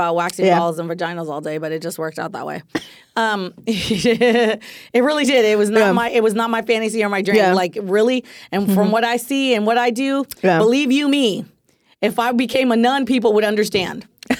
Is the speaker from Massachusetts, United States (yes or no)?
no; the Bay Area, California, United States; now in Los Angeles, United States; I'm from the Bay, and when I lived in the Bay